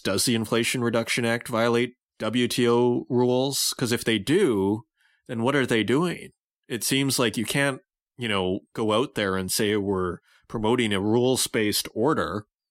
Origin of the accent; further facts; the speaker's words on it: Saskatoon, Saskatchewan, Canada; moved away; Saskatoon, Saskatchewan, my hometown, in the room where I grew up